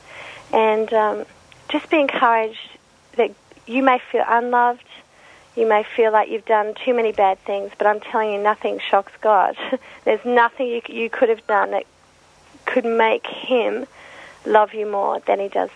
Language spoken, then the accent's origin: English; Australia; being an Aussie